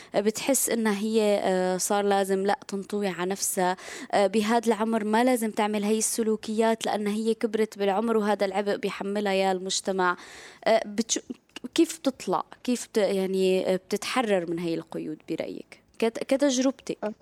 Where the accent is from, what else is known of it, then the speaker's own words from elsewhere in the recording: Syria; نحن كسوريين